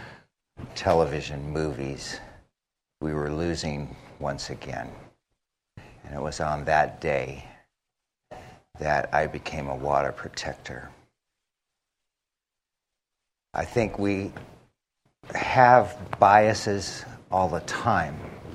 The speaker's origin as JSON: {"language": "English", "country": "United States", "moved": "yes", "lives_now": "Tucson, United States", "said": "I'm from Standing Rock"}